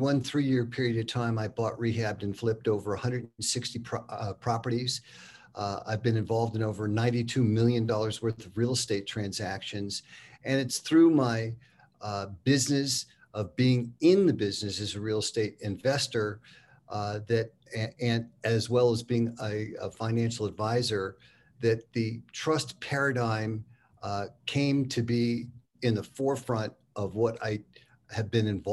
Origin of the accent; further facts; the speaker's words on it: San Francisco, California, United States; moved away as an adult; now in Park City, United States; I'm a fifth generation San Franciscan, born and raised there, went to high school and junior high, elementary school